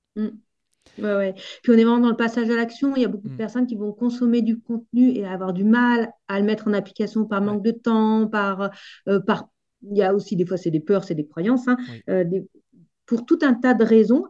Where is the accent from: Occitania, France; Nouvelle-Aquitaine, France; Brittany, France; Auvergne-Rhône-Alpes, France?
Auvergne-Rhône-Alpes, France; moved away; also born or lived in Alps; moi, je viens d'Auvergne